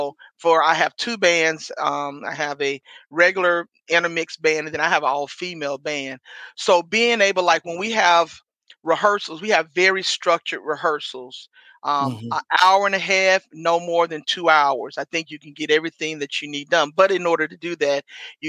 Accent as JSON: {"language": "English", "town": "Memphis", "region": "Tennessee", "country": "United States", "tie": "born or raised there", "moved": "as an adult", "lives_now": "Chicago, United States", "said": "was born and raised Memphis, Tennessee"}